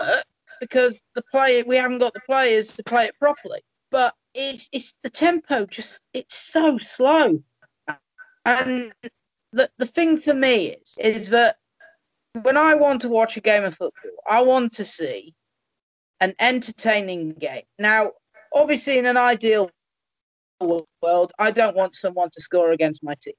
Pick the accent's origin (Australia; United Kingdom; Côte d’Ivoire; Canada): United Kingdom; Crewe, North West England; my hometown boys